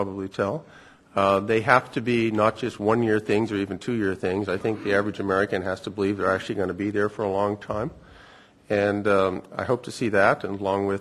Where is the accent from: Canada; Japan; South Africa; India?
Canada; moved away; also born or lived in United States / United Kingdom; as a Canadian